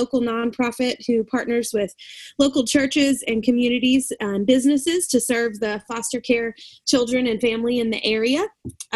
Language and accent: English; Alabama, United States; moved away as an adult; now in Virginia, United States; I am from Alabama